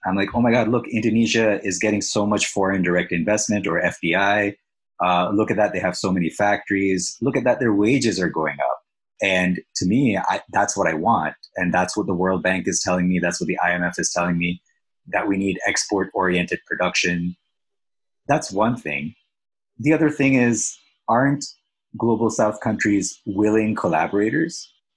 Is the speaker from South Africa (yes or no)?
no; Pakistan; now in Canada; I'm from Pakistan, but now I'm in Canada.